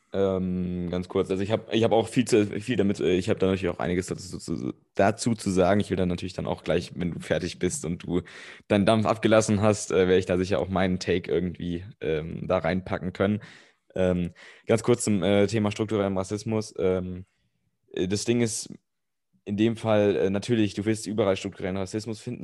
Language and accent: German; Germany; als Deutscher